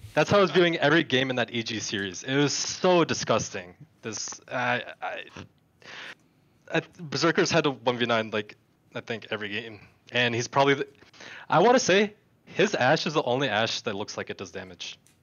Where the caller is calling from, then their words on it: Minnesota, United States; I'm calling from Minnesota.